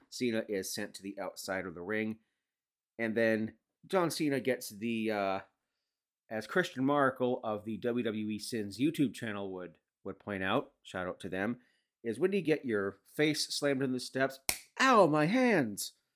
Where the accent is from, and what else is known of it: Canada